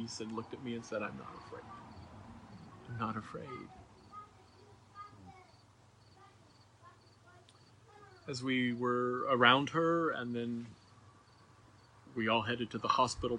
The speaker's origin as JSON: {"language": "English", "town": "Richland", "region": "Washington", "country": "United States", "tie": "born or raised there", "also_born_or_lived": "Seattle", "moved": "yes", "said": "We grew up in the Tri-Cities together. She was at Pasco Nazarene. I was at Richland Nazarene."}